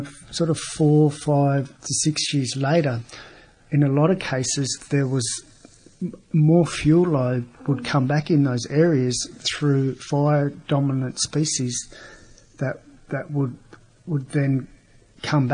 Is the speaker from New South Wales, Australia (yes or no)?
yes; Bega, New South Wales, Australia; I grew up here in Bega